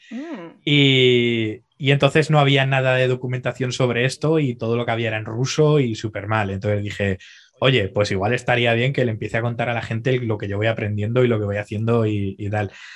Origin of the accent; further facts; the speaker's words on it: Zaragoza, Aragon, Spain; moved away as an adult; now in Dubai, United Arab Emirates; soy un chaval de Zaragoza, aunque ahora actualmente estoy viviendo en Dubái